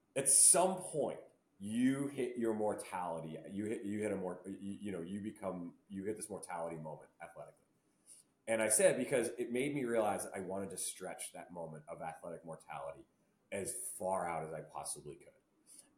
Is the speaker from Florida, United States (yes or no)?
no; Barrington, Rhode Island, United States; I grew up in Rhode Island